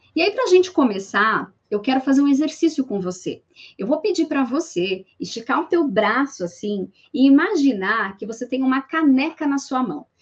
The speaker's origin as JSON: {"language": "Portuguese", "region": "São Paulo", "country": "Brazil", "said": "sou paulista"}